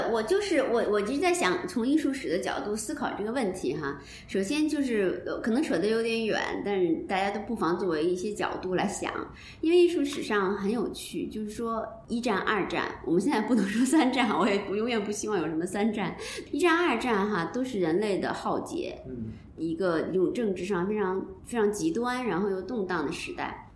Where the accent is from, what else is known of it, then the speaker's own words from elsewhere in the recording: Beijing, China; 按咱们北京人的话说